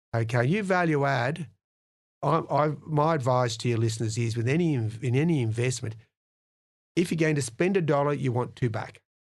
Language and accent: English; Penrith, New South Wales, Australia; I came from Penrith